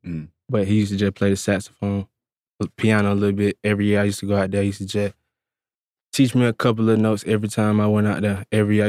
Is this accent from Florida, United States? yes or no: no; Atlanta, Georgia, United States; Yeah, I'm from Atlanta. I'm actually from the east side of Atlanta.